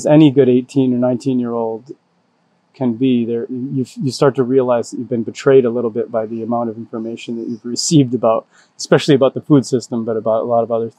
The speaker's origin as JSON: {"language": "English", "region": "Rhode Island", "country": "United States", "tie": "born or raised there", "moved": "yes", "said": "I grew up in Rhode Island, on a small farm with my family"}